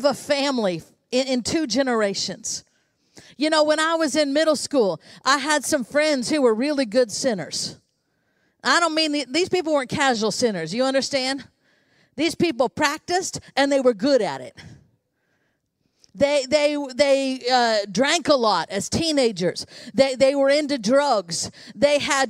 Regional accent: United States; I was born in the United States of America

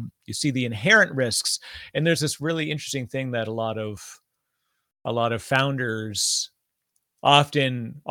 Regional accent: Canada; I'm Canadian, so I say process instead of process

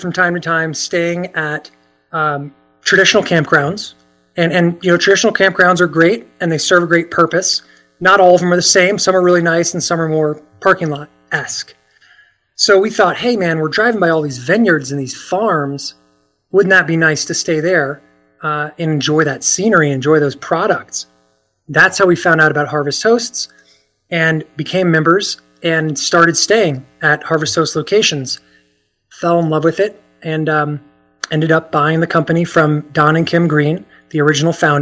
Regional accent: Virginia, United States; moved away as an adult; also born or lived in Washington, D.C.; I grew up in Virginia, and I started a video technology company there

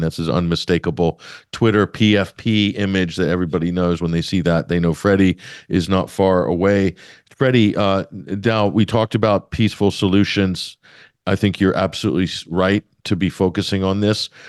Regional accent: United States; I'm talking to you as an American

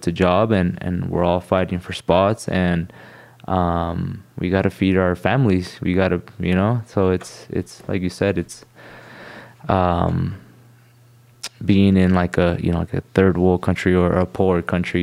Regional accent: Costa Mesa, California, United States; I grew up in Costa Mesa

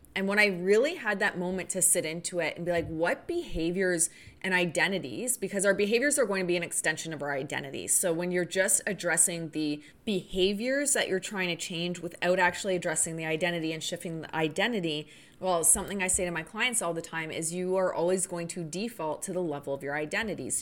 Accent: Canada; I'm Canadian

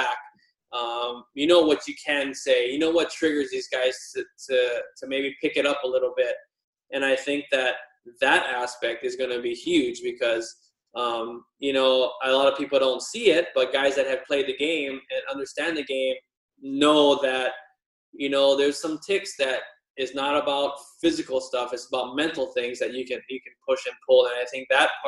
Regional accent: Wailuku, Hawaii, United States; moved away as an adult; also born or lived in California; growing up in Maui, a little state in Hawaii

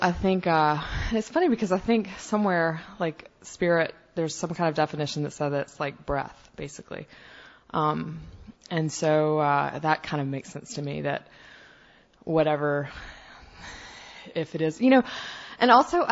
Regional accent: the South, United States; I'm from the South where big old Bible Belt

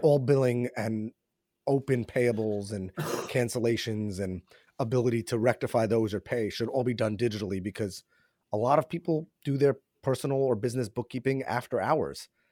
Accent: New York, United States; born and raised in New York

